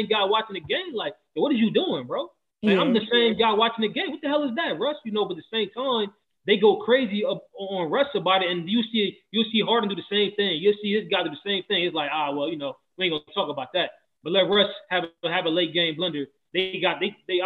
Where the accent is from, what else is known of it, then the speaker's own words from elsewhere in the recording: New Jersey, United States; I'm from Jersey